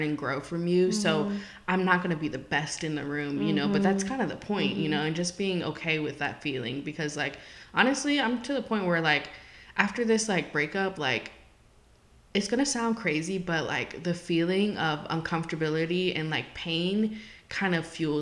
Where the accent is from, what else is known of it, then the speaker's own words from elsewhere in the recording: Richmond, Virginia, United States; moved away; my hometown where I grew up. For the Three Trap District in Richmond, Virginia